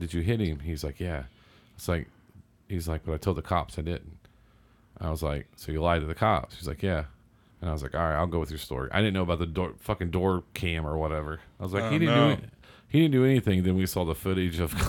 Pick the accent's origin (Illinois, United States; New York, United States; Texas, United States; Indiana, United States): Indiana, United States; Seymour; I grew up in Southern Indiana